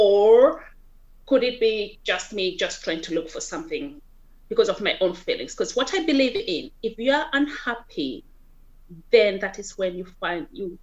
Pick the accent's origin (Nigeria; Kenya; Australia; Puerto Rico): Kenya; first language Kikuyu; English is a second language; Yeah, Kikuyu. Yeah, so Kikuyu would be my mother tongue.